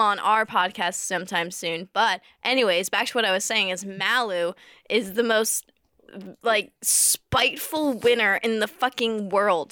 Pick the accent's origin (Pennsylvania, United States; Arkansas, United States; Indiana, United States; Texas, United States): Pennsylvania, United States; near Dorney Park; there is a, uh, a, an amusement park by my hometown. It's, like, Mm, mm, a bit of ways, but it's somewhere around us, and I went there almost every day in the summer as a kid